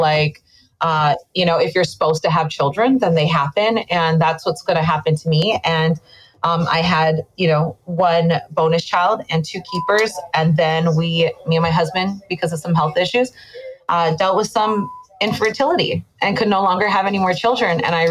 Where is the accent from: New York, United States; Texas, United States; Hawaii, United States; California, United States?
Hawaii, United States; moved away as an adult; now in Las Vegas, United States; I'm definitely born and raised in Hawaii